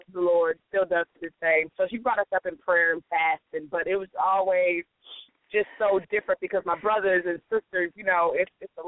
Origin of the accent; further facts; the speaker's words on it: Milwaukee, Wisconsin, United States; I grew up in Milwaukee